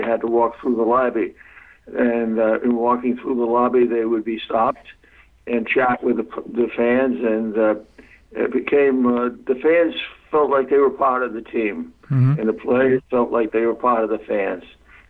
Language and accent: English; Providence, Rhode Island, United States; Well, I was in awe of the American Hockey League. The Reds played at our rink in Providence, the old arena, Rhode Island Auditorium, and seated about 5,300.